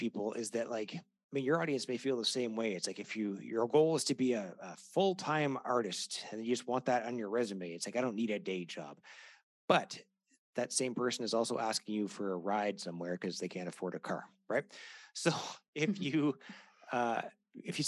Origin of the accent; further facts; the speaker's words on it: Canada; I'm Canadian